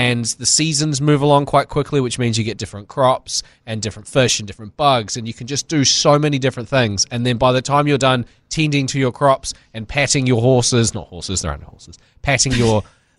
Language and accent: English; New Zealand; because we're from New Zealand